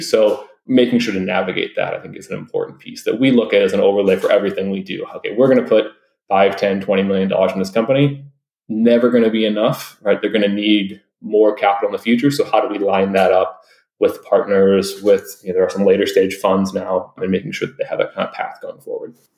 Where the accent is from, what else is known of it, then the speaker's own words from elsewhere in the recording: Detroit, Michigan, United States; I'm originally from Detroit